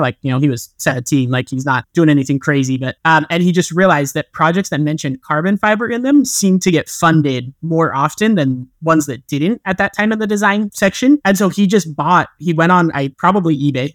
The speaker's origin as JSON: {"language": "English", "region": "rural eastern Utah", "country": "United States", "tie": "born or raised there", "said": "I grew up, like, in Utah, but in a more rural part of Utah"}